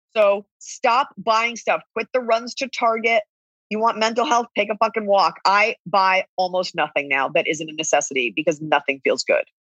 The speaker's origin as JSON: {"language": "English", "region": "Texas", "country": "United States", "said": "We're both from Texas"}